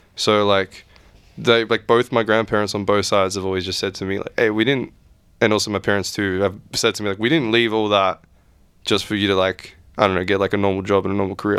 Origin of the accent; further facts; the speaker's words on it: Australia; I was born here and I was raised here, but I was also raised with all these other traditions